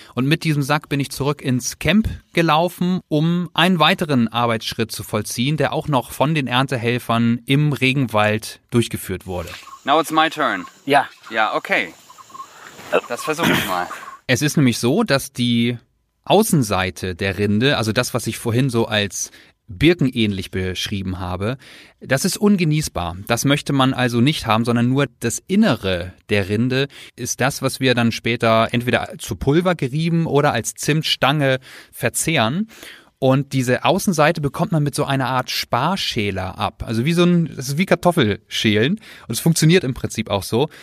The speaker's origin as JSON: {"language": "German", "country": "Germany", "said": "Bei uns in Deutschland"}